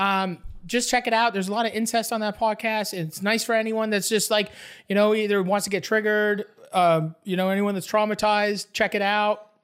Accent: Canada; I'm from Canada

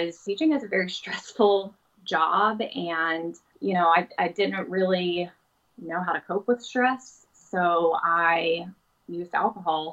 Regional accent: Pensacola, Florida, United States; I am from Pensacola, Florida

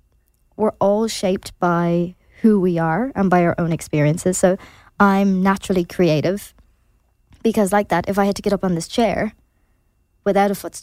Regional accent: Ireland; as Irish people

